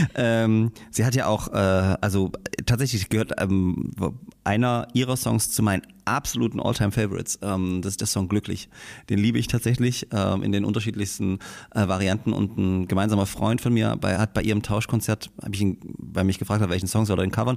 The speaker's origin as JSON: {"language": "German", "town": "Großröhrsdorf", "region": "Saxony", "country": "Germany", "tie": "born or raised there", "also_born_or_lived": "Ohorn / Bischheim-Gersdorf", "said": "ich bin in, in, in Gage, in Großröhrsdorf, äh, zur, ja. zur, zur, Schule gegangen"}